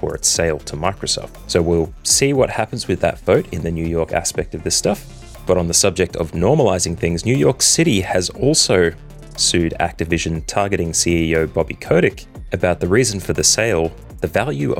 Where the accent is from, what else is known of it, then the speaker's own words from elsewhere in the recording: Australia; Being an Australian